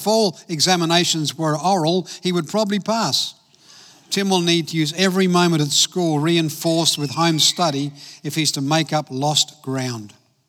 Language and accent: English; Adelaide, South Australia, Australia; also born or lived in Belfast, Northern Ireland; I grew up in Adelaide, came out from Ireland, from Belfast, when I was 9 years of age, and went to school in Elizabeth in South Australia.